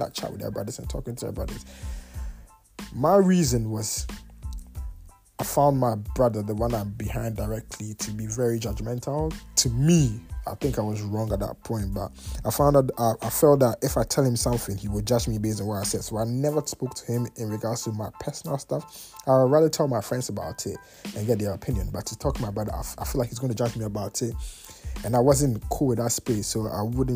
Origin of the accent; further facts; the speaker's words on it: Kumasi, Ashanti, Ghana; also born or lived in Tema; I was 5 years, to be honest, because yeah, we moved from Tema to Kumasi